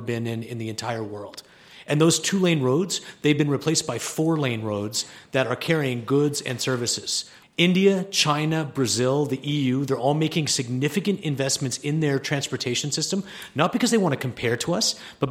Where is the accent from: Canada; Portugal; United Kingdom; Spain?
Canada; now in Colorado, United States; I was born in Canada.